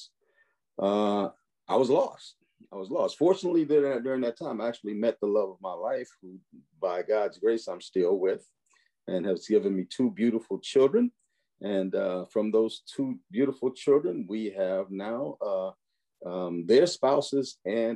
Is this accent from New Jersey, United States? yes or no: no; Chicago, Illinois, United States; growing up in Chicago